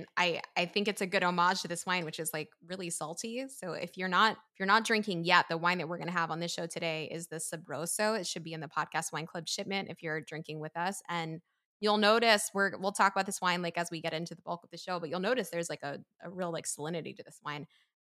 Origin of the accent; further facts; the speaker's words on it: Philadelphia, Pennsylvania, United States; This is just how we talk in the East Coast, because you're from Jersey, I'm from Philly.